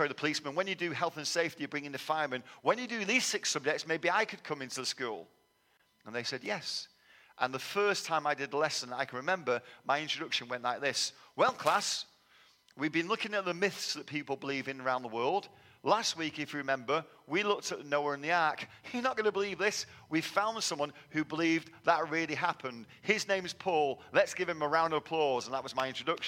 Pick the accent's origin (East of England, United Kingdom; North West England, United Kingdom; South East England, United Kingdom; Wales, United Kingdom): North West England, United Kingdom; Manchester; moved away as an adult; also born or lived in London; now in Texas, United States; I was born in London, but moved to Manchester